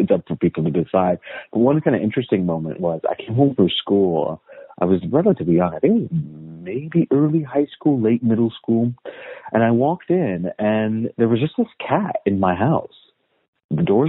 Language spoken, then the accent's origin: English; United States; I was born and raised in the United States. My family is all Afghan.